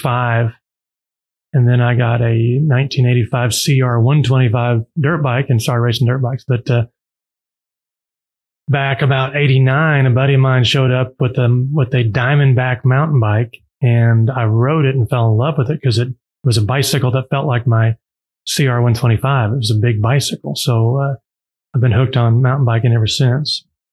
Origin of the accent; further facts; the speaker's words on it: Joplin, Missouri, United States; also born or lived in Northwest Arkansas; now in Bentonville, United States; I grew up in Joplin, Missouri, which is just really an hour up the road.